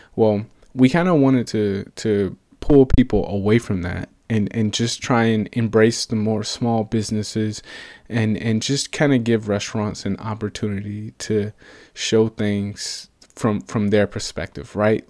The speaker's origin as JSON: {"language": "English", "town": "Atlanta", "region": "Georgia", "country": "United States", "moved": "as an adult", "lives_now": "Portland, United States", "said": "I'm originally from Atlanta, Georgia, and I moved all the way out to Portland, Oregon for work"}